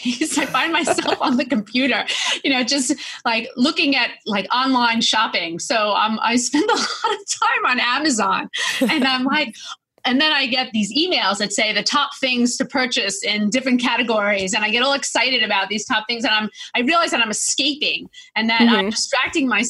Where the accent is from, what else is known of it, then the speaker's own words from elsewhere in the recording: Long Island, New York, United States; I'm a New Yorker